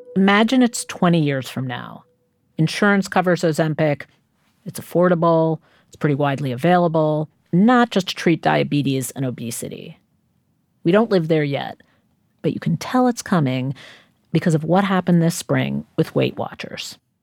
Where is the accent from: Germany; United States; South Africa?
United States; New York City, New York; I grew up in Queens